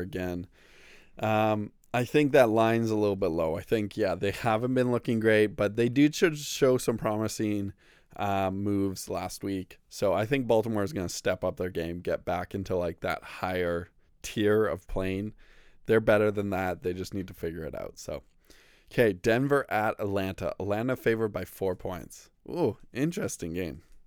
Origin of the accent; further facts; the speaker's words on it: Canada; We are Canadian